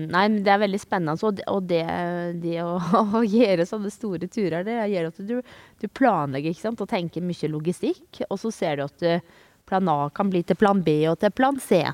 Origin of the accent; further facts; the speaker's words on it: Telemark, Norway; also born or lived in Australia; now in Vågå, Norway; Jeg kommer jo ikke herifra, jeg kommer jo fra Telemark